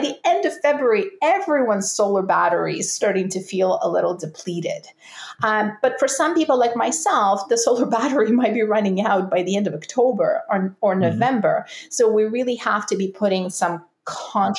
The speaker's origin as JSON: {"language": "English", "country": "Russia", "moved": "yes", "lives_now": "Canada", "said": "I'm from Russia, there are absolutely clear seasons there. Now I live in Canada"}